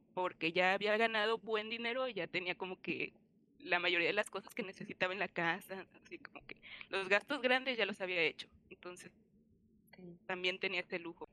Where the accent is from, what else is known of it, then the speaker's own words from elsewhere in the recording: Colima, Mexico; also born or lived in Cuernavaca; después de cinco años lejos de mi tierra, dije, no, ya es momento de regresar. Y fue cuando regresé a Colima